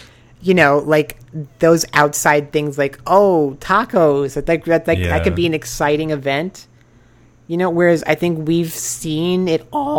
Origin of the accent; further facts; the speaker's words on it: United States; moved away as an adult; also born or lived in Japan; I'm American.